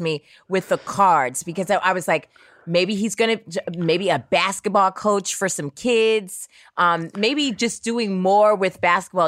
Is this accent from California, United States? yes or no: yes; Oakland, California, United States; also born or lived in New York; I grew up in Oakland, California.